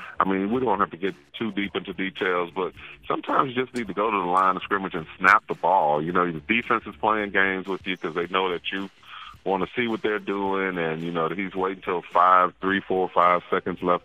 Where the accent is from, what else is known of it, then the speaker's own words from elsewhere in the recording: New Orleans, Louisiana, United States; moved away; originally I'm from New Orleans